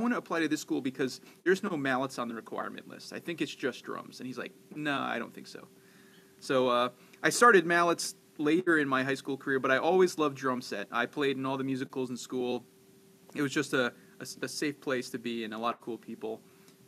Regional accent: Stony Point, New York, United States; also born or lived in Orange County, New York; now in Rochester, United States; I grew up in Stony Point, New York, a little outside, like Nyack, I guess.

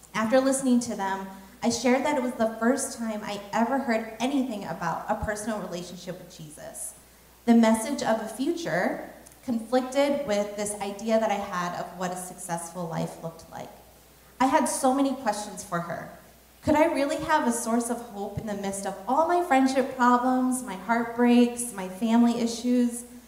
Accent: Nebraska, United States; one of the very few other Hmong people um, from in my high school, because I was from Nebraska.

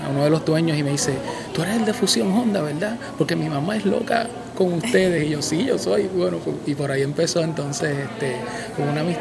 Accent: Puerto Rico; yo nací aquí en Puerto Rico, o sea, yo me siento boricua.

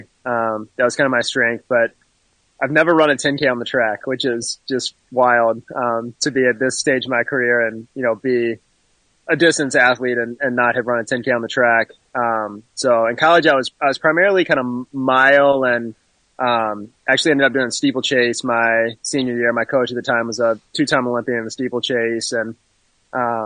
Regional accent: Birmingham, Alabama, United States; moved away as an adult; also born or lived in Greenville, South Carolina; now in Michigan, United States; I'm from Birmingham, Alabama. Grew up, you know, running in high school

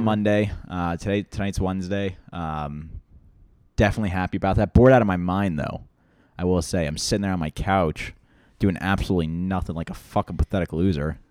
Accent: Loudoun County, Northern Virginia, United States; I grew up west of Washington, D C, uh, in a small county called Loudoun County

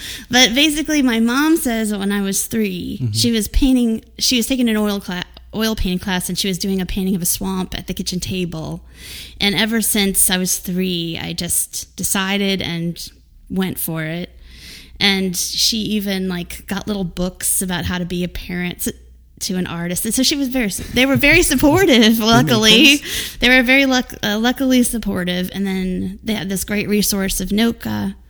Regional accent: New Orleans, Louisiana, United States; also born or lived in Wisconsin / Wyoming / Florida; I'm from New Orleans officially, that's where my family is, but my dad worked at AAA and we moved us around a lot, so I've also lived in Wisconsin and Wyoming and Florida, but the main base is New Orleans.

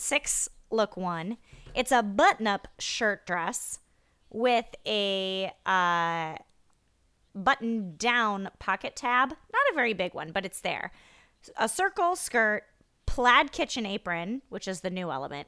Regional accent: Iowa, United States; I grew up in Iowa

